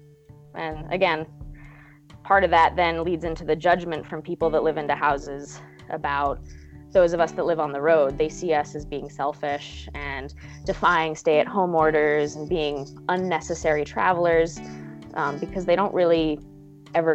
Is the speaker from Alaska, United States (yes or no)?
yes; Alaska, United States; moved away; I'm from Alaska, but I haven't been there in over a year